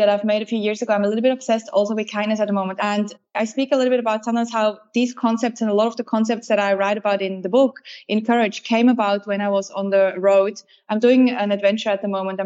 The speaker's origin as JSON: {"language": "English", "country": "Switzerland", "tie": "born or raised there", "moved": "as an adult", "lives_now": "Australia", "said": "I grew up in Switzerland and then became Australian. I've been here for 14 years."}